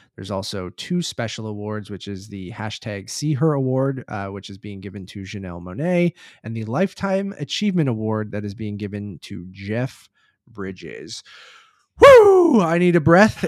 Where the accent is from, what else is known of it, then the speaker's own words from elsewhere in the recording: Toronto, Ontario, Canada; we are from Toronto